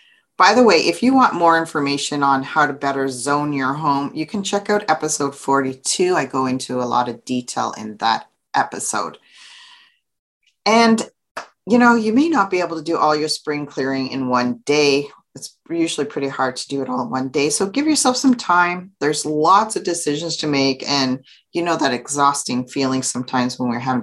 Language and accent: English; Canada; So I'm from Canada. So for those of you who don't know, I live in Ottawa, Ontario, Canada